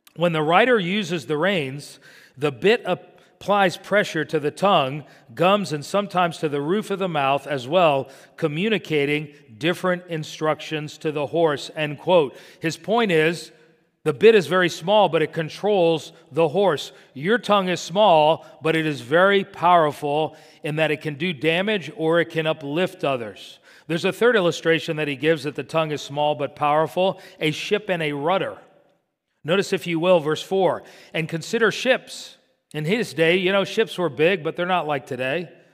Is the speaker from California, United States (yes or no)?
no; Miami, Florida, United States; when I was growing up in Miami